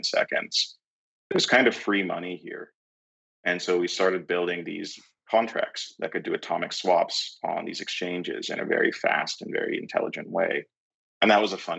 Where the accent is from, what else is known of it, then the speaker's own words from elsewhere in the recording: San Francisco, California, United States; I'm from San Francisco